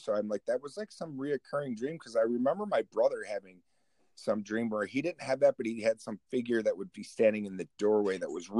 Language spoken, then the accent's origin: English; Oswego, New York, United States; born or raised there